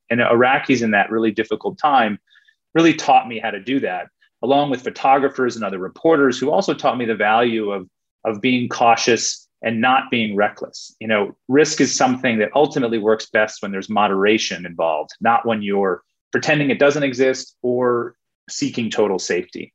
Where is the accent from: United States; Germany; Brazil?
United States; now in Australia; as an American